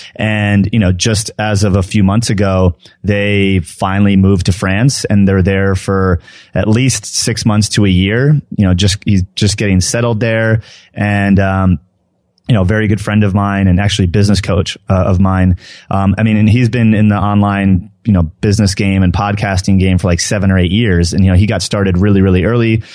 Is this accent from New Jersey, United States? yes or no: yes; New Jersey, United States; now in Denver, United States; I grew up in New Jersey